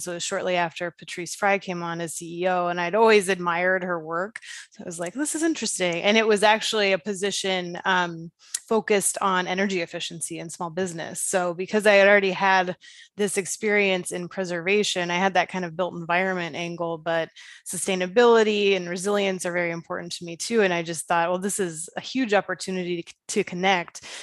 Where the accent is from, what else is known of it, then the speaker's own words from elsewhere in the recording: Dayton, Ohio, United States; moved away; My hometown of Dayton, Ohio, which I am sorry to say is not a Main Street community